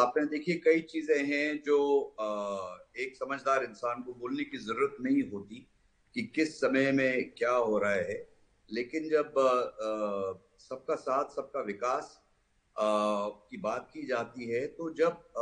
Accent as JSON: {"language": "Hindi", "region": "North India", "country": "India", "said": "मैं नॉर्थ से हूँ नॉर्थ इंडिया से हूँ"}